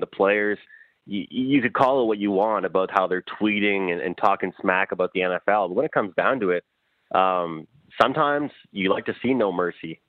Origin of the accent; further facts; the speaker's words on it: Eastern Canada, Canada; where I'm from in, in East East Canada.